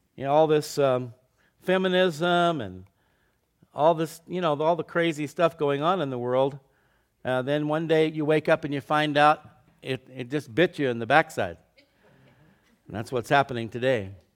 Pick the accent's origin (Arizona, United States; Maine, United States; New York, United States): Arizona, United States; Scottsdale; I was in the fifth grade. I was going to s, to elementary school in downtown Scottsdale, Arizona